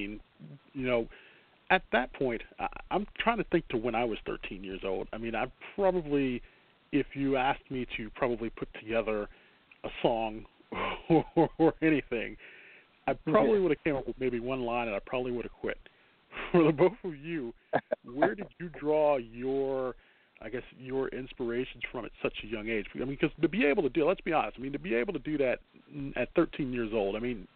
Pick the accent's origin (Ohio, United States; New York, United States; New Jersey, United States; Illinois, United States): Illinois, United States; Chicago; as a Chicagoan